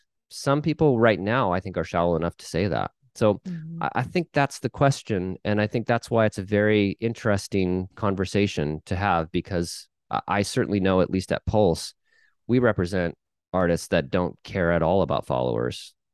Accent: Midwest, United States; I'm from the Midwest.

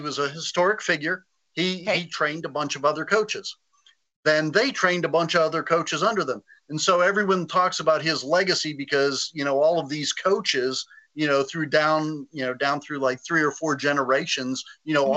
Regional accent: the South, United States; I grew up in the in the South

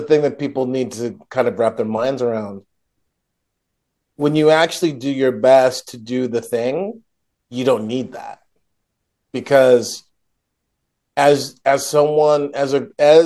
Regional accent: United States; I'm an American

